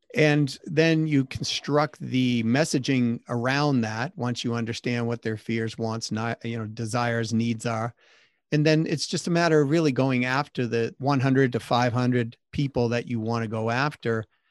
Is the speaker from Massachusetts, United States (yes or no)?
yes; Massachusetts, United States; I grew up in Massachusetts